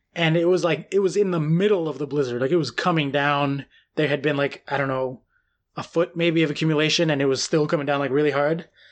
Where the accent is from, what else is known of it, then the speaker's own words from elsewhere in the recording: United States; moved away; also born or lived in New York; as an American